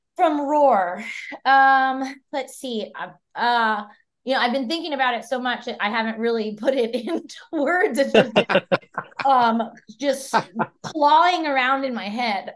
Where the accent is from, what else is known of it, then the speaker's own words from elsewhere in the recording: San Antonio, Texas, United States; moved away as an adult; now in Austin, United States; I'm from San Antonio, Texas